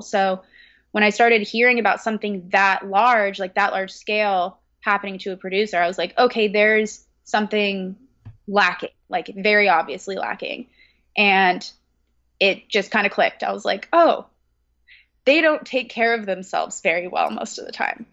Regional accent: California, United States; moved away as an adult; now in Brooklyn, United States; I am located in Brooklyn, but I was originally born and raised in California

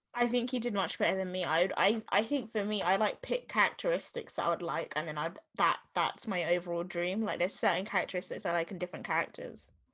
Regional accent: Jamaica; what I'm gonna experience as a Jamaican person

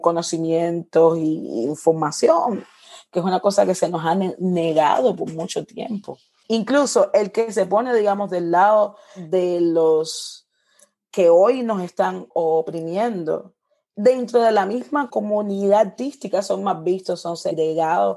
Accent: Cuba; moved away as an adult; representante de mi música y de mi tierra

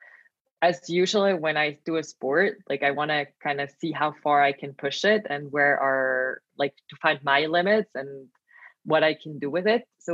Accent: Switzerland; moved away as an adult; now in Milan, Italy; I am Swiss national, born and raised here

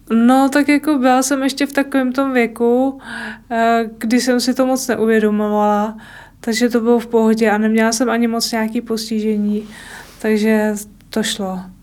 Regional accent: Týniště nad Orlicí, Hradec Králové Region, Czechia; jsem z Týniště na Torlicí

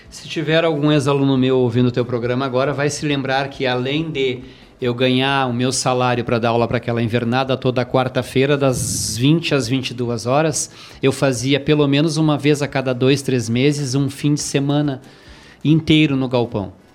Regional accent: Rio Grande do Sul, Brazil; a gente é apaixonado por o Rio Grande do Sul por ser gaúcho

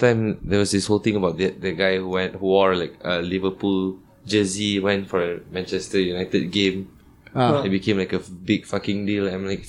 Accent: Penang, Malaysia; Growing up in Penang, being a Malay guy, growing up in Penang, right?

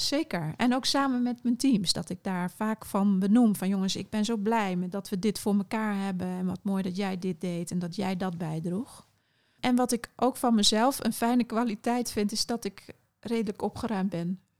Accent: Curaçao; ik ben op Curaçao opgegroeid

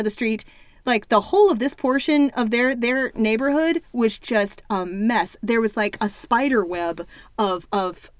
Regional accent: the South, United States; I'm from the South

